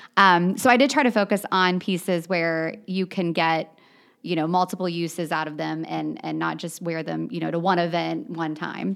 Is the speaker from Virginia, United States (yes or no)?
no; New Richmond, Ohio, United States; I grew up on the East Side. I actually grew up in New Richmond